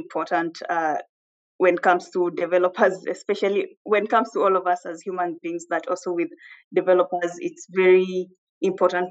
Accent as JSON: {"language": "English", "country": "Kenya", "moved": "as an adult", "said": "I'm Kenyan"}